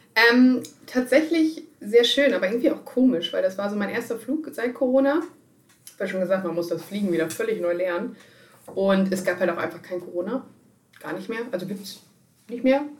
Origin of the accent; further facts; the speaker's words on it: Germany; ich komme aus Deutschland